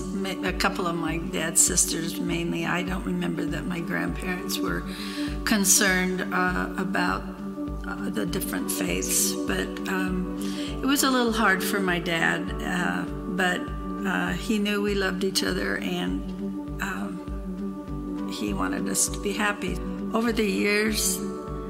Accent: Pasadena, California, United States; now in Colorado, United States; I was born in 1943, July of 43, in Pasadena, California.

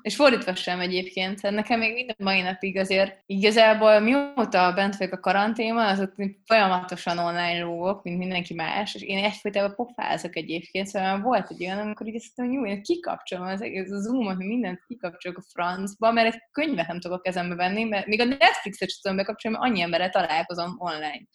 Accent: Hungary; nem csak magyarok vagyunk

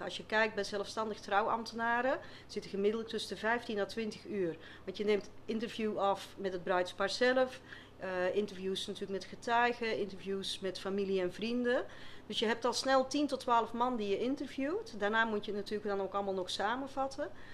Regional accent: Flanders, Belgium; accent: Flemish; moved away as an adult; now in Westland, Netherlands; je zal vast wel een beetje horen met een eh, Vlaamse tongval, dus ik kom niet uit het Westland.

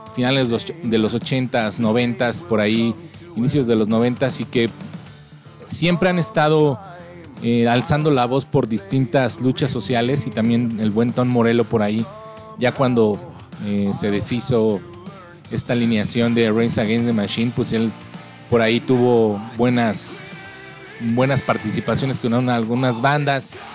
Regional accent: Mexico; soy mexicano

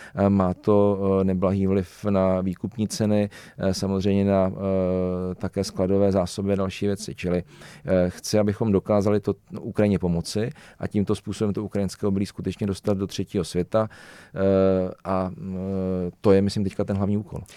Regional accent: Czechia; Já jsem třeba ze Železných hor, eh, my jsme medový kraj

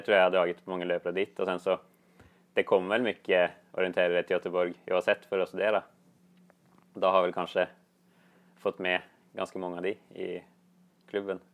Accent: Gjerdrum, Akershus, Norway; Swedish is a second language; moved away as an adult; now in Gothenburg, Sweden; Jag kommer från Gjerdrum, något lite, en liten kommun i närheten där.

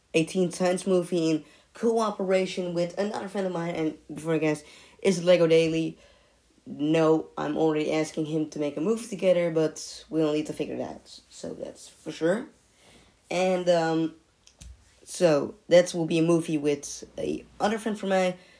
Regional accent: Netherlands; I'm coming from the Netherlands. It's a beautiful country

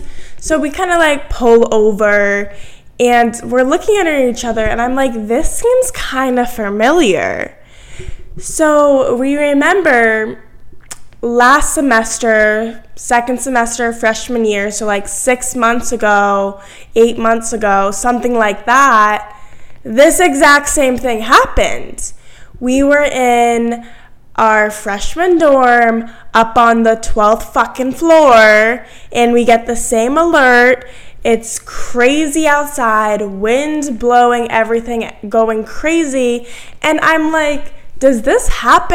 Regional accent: Massachusetts, United States; moved away as an adult; now in Virginia, United States; I grew up in Massachusetts. I'm from Massachusetts, but I'm here in Virginia for college

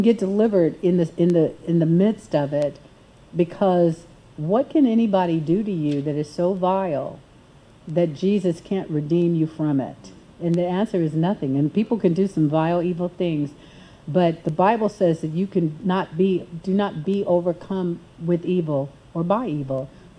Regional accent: United States; as an American

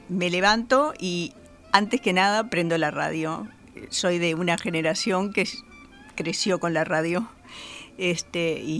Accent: Montevideo, Uruguay; Soy de Montevideo.

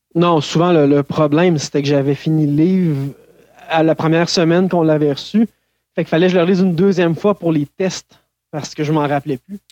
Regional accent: Saint-Hyacinthe, Quebec, Canada; also born or lived in Saint-Eustache, Quebec; now in Granby, Canada; je suis né à Saint-Eustache, euh, sur la rive nord de Montréal, euh, mais j'ai rapidement déménagé avec ma famille à Saint-Hyacinthe

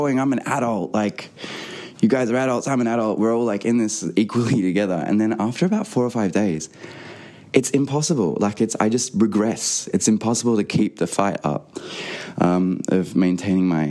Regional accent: Australia; now in London, United Kingdom; I'm an Australian singer-songwriter. Currently back in Australia, but normally I live in London

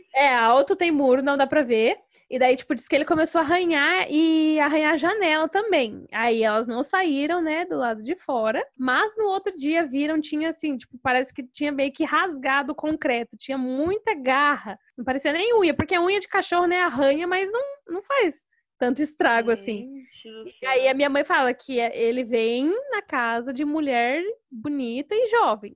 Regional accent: Fartura, São Paulo, Brazil; accent: interior paulista (Fartura); also born or lived in Santo André, São Paulo; Eu sou, na verdade, eu sou de Santo André, na região metropolitana de São Paulo. Mas eu moro aqui no interior, né, em Fartura, desde os meus 12 anos, então praticamente como se eu fosse daqui já, né? Já peguei todos os costumes, o sotaque, então eu sou farturense também.

